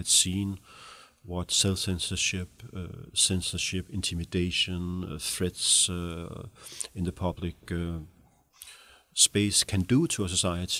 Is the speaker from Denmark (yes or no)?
yes; Denmark; You know, I grew up in the Danish welfare state in the 70s, 60s, 70s, I never questioned, freedom of speech.